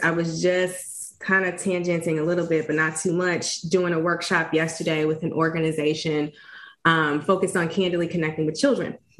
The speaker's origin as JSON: {"language": "English", "town": "East St. Louis", "region": "Illinois", "country": "United States", "tie": "born or raised there", "said": "my own personal journey growing up in East St. Louis."}